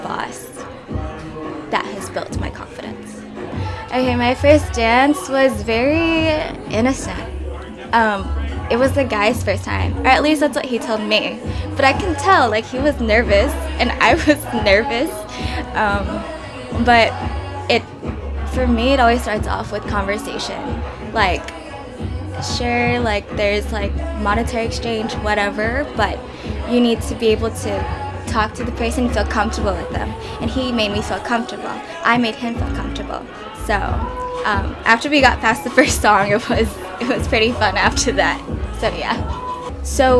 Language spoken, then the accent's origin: English; California, United States; moved away as an adult; also born or lived in Jackson, Mississippi; now in New York City, United States; I was born and raised in California, but I lived in Jackson, Mississippi for like a year, and then I made the big move to New York